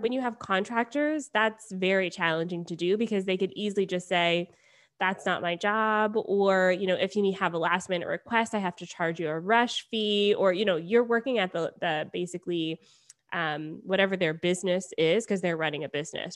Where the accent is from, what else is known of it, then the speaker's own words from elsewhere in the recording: Beaufort, Georgia, United States; moved away as an adult; also born or lived in Atlanta, Georgia; now in Toronto, Canada; I grew up in Beaufort, and I went to Georgia State, so when I, uh, started university, I moved downtown and just stayed there